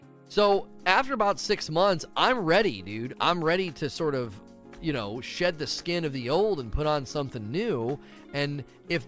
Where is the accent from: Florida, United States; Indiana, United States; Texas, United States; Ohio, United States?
Ohio, United States; now in Kentucky, United States; I grew up in Ohio